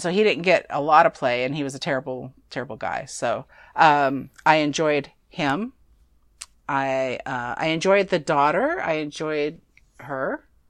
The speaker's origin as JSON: {"language": "English", "region": "California", "country": "United States", "said": "We're from California"}